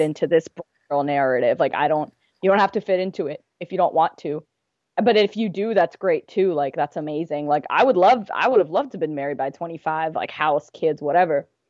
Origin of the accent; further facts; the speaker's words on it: United States; I'm from India, my parents are from India. I was born here